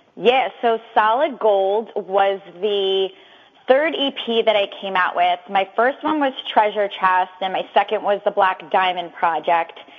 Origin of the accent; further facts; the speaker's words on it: New York City, New York, United States; moved away as an adult; now in Yonkers, United States; I'm from the Bronx, New York, but I reside in Westchester right now in Yonkers